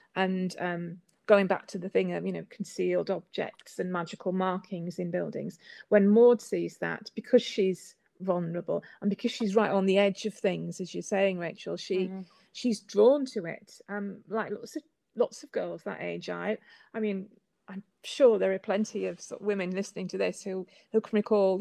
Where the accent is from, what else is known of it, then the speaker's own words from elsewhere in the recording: Whitby, Yorkshire and the Humber, United Kingdom; moved away; also born or lived in Northern Europe / New York; I was born and brought up in Whitby.